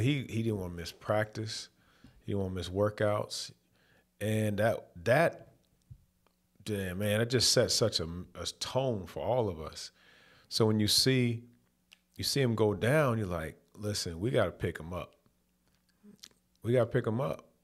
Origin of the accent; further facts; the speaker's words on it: Louisville, Kentucky, United States; moved away as an adult; also born or lived in Detroit; growing up in Louisville, Kentucky